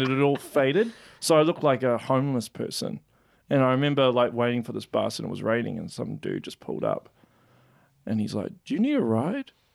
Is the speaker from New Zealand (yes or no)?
yes; Auckland, New Zealand; moved away; I'm from Auckland